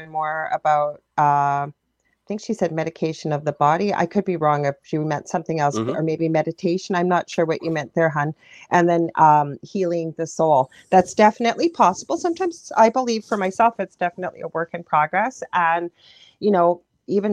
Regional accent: Canada; I'm a Canadian clairvoyant

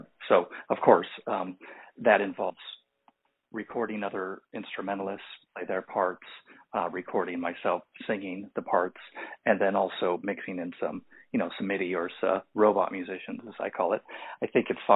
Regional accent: Santa Barbara, California, United States; moved away as an adult; now in Los Angeles, United States; I'm originally from Santa Barbara, California. And then after college, I moved to Los Angeles, and I've lived here my entire adult life.

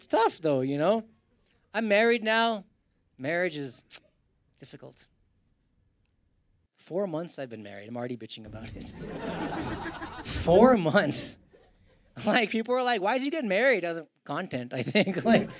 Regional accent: India; I was like, Manjunath, you're Indian. I'm Indian.

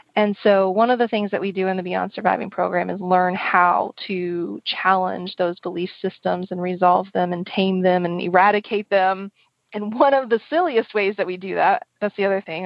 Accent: Oklahoma, United States; moved away; also born or lived in San Francisco; I grew up in the kind of the northeast corner um, of the of the um, state, and I really loved my country upbringing

